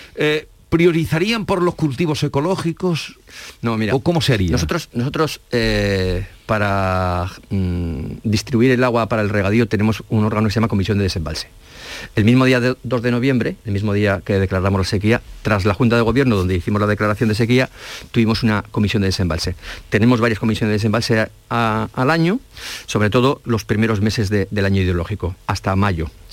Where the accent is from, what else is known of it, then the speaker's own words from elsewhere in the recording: La Rioja, Spain; also born or lived in Salamanca; now in Andalusia, Spain; Soy riojano, estudié en Salamanca